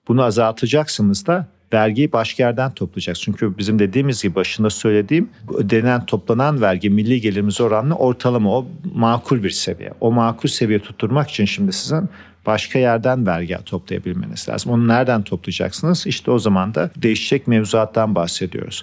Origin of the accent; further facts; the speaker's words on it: Turkey; moved away as an adult; also born or lived in United States; Ben Türkiye'de doğdum büyüdüm. 24 yaşına gittim Amerika'ya.